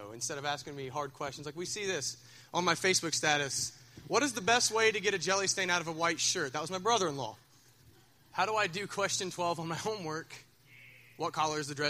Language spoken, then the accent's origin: English; Minford, Ohio, United States; I'm from Minford